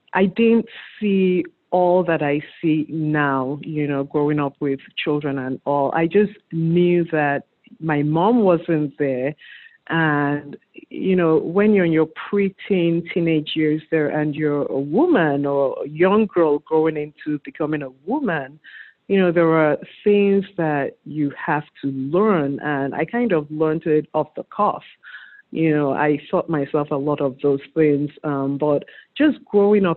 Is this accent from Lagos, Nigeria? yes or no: no; Enugu, Enugu State, Nigeria; moved away as an adult; also born or lived in Anambra State, Nigeria; now in United States; I grew up in Anambra State, in Enugu precisely. I was born in Anambra State, raised there.